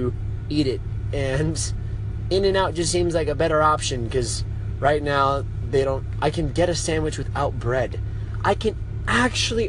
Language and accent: English; Las Vegas, Nevada, United States; I'm from Las Vegas, Nevada